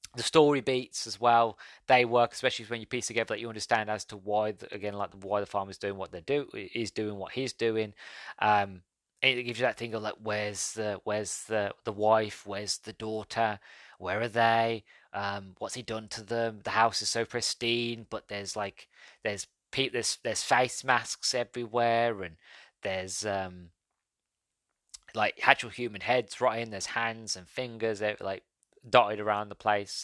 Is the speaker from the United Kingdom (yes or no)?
yes; United Kingdom; being British